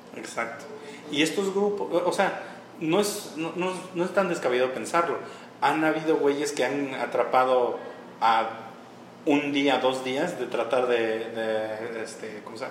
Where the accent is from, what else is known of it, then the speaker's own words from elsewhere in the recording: Nezahualcóyotl, State of Mexico, Mexico; soy de Nezahualcóyotl